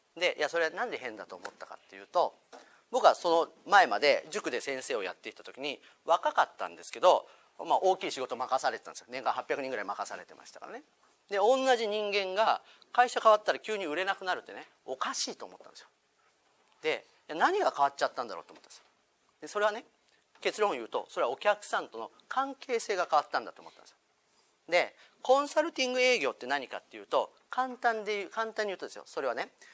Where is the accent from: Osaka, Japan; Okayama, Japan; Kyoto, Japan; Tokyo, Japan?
Tokyo, Japan; Shinagawa; 僕もともとこの近所品川です生まれ育ってる